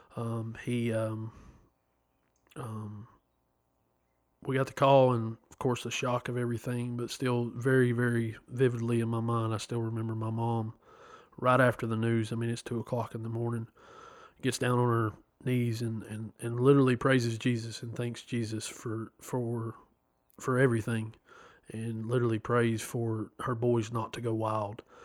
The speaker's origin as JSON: {"language": "English", "town": "Chattanooga", "region": "Tennessee", "country": "United States", "tie": "born or raised there", "said": "I'm from Chattanooga, Tennessee born April 16th, 1986."}